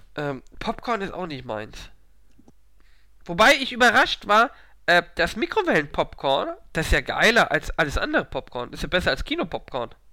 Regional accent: Hamburg, Germany; als Hamburger

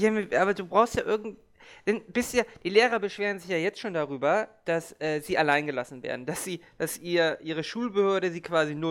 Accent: Hamburg, Germany; Ich bin ja auch Hamburger

